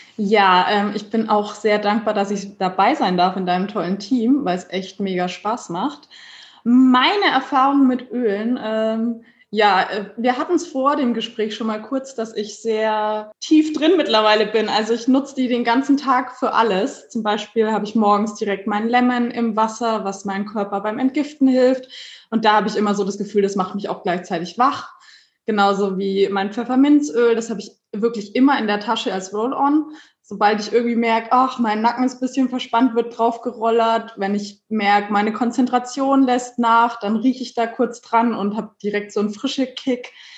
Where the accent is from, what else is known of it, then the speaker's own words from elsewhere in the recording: Bavaria, Germany; moved away as an adult; now in Berlin, Germany; Es ist meine Wahlheimat, weil eigentlich bin ich aus Bayern.